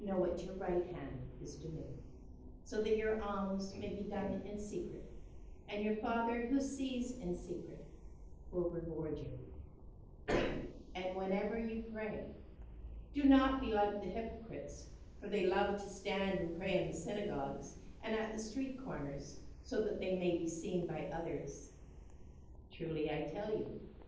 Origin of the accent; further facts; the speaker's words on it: Canada; Ash Wednesday that I grew up with in Canada